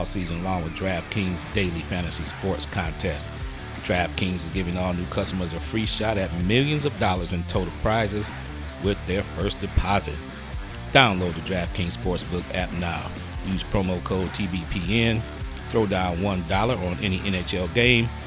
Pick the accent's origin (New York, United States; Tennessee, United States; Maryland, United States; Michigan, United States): Michigan, United States; Detroit; I'm from Detroit